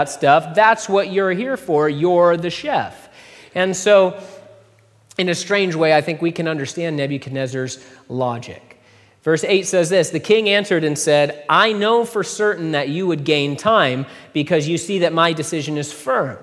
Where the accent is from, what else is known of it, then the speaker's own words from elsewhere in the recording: United States; I'm an American